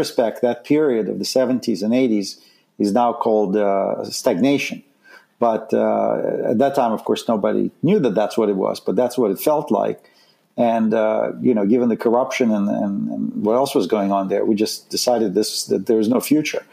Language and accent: English; Saint Petersburg, Russia; moved away as an adult; I grew up in Leningrad, which is now St. Petersburg. And left in 1978 when I was 19 with my family